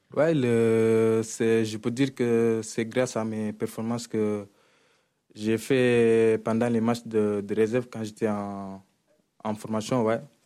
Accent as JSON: {"language": "French", "country": "Senegal", "moved": "as an adult", "lives_now": "Marseille, France", "said": "je suis un Sénégalais et je joue à l'Olympique de Marseille"}